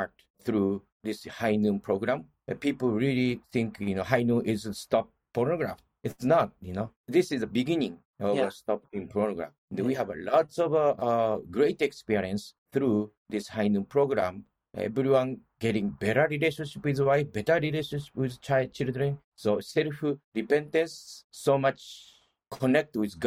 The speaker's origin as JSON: {"language": "English", "region": "Osaka", "country": "Japan", "tie": "born or raised there", "second_language": "English", "moved": "as an adult", "lives_now": "United States", "said": "I grew up in Osaka"}